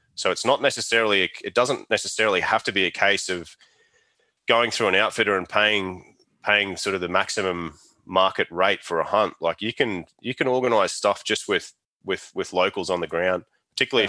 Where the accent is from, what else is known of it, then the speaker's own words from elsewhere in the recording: Australia; state that I grew up in and where I still live now is kind of like, um, yeah, I guess it's a little bit like the Australian Texas kind of thing